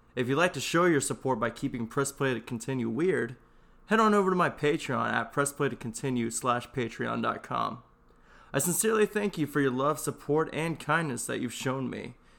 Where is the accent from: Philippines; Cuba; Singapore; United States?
United States; Texas; I'm from Texas